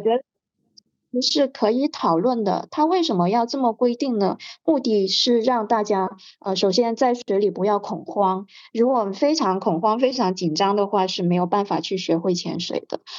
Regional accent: Hainan, China; 因为我是在海南出生的，那我舅舅是在旅游行业做的

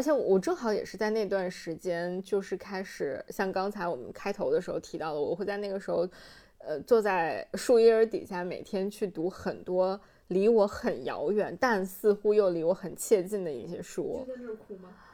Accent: North China Plain, China; moved away; 我的家乡华北平原

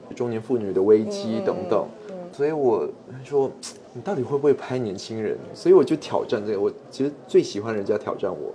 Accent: Singapore; 我是热带地区长大的，就是常年温度二十四到三十二度

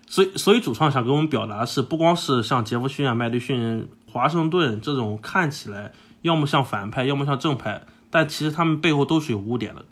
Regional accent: United States; first language English; Chinese is a second language; 我是在美国长大的，然后是可以说是母语，就是英语

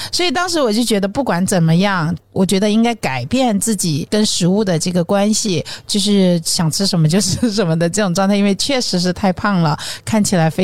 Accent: southern China, China; 作为一个南方人

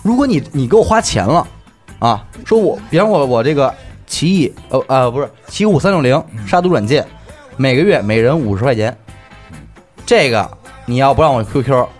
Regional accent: China; 骂这些 {S6} 歧视我们中国人。

